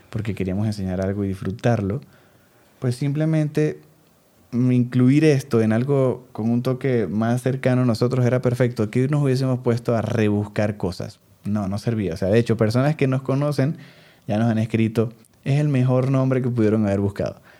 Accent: Venezuela; soy mucho más mm. venezolano que ella, me refiero quizás un venezolano más marcado.

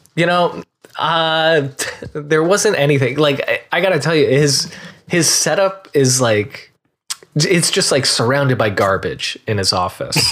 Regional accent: Marlboro, New Jersey, United States; moved away as an adult; now in Los Angeles, United States; both Greg and I were from New Jersey. We grew up together

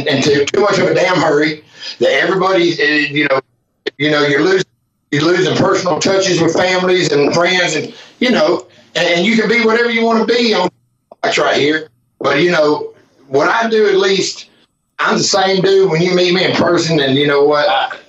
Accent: the South, United States; Back of my vest, you know, that I'm from the South.

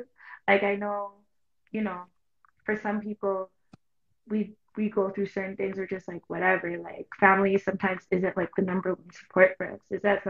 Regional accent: Toronto, Ontario, Canada; I know from Toronto, like, yes, a lot of us are from Toronto, but like my family background is Jamaican on both sides.

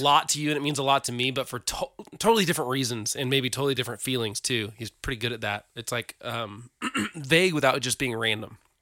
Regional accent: Oklahoma, United States; We're from Oklahoma

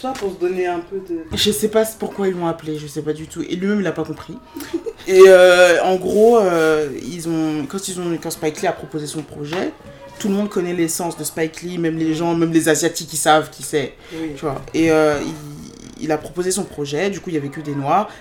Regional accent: France; Je suis née en France, je suis hein française, je suis ah, française de sol, certes, mais j'ai grandi en France aussi

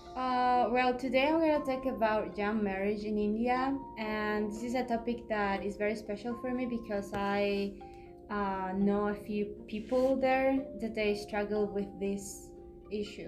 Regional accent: Peru; I am from Peru

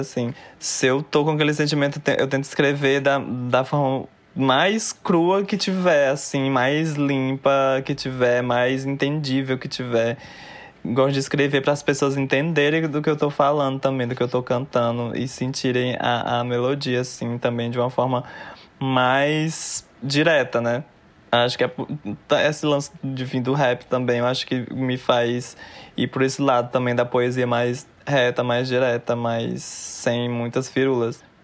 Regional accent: Fortaleza, Ceará, Brazil; moved away; eu fui nascida e criada lá, quarta geração

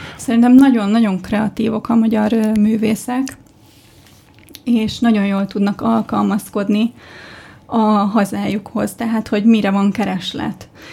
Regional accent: Budapest, Hungary; Budán nőttem fel.

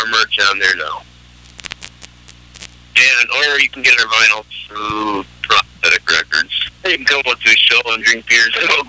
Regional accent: Green Bay, Wisconsin, United States; From Green Bay, actually. It's, I mean, surrounding cities.

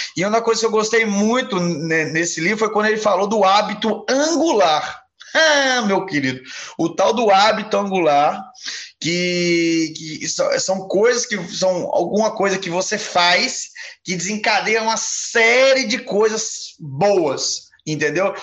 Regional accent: Minas Gerais, Brazil; moved away; also born or lived in Ponta Negra; eu sou mineiro

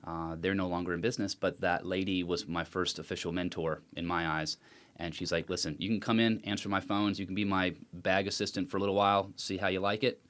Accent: Connecticut, United States; moved away as an adult; now in North Carolina, United States; I came down from Connecticut to go to school here.

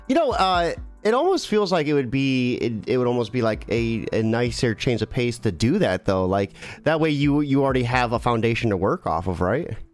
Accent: Ohio, United States; I'm from Ohio

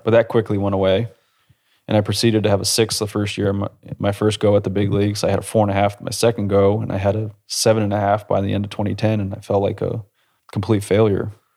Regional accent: New England, United States; I grew, I grew up in New England

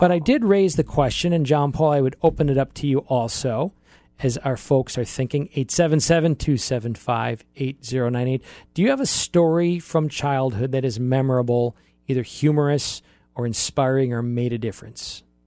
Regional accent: Oshkosh, Wisconsin, United States; moved away; So I grew up in Oshkosh, Wisconsin, really have lived thirteen places in my life, And m, my most memorable youth years from age three to age eighteen were in Oshkosh

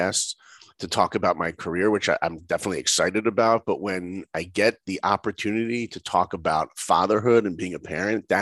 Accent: New York, United States; I grew up in New York.

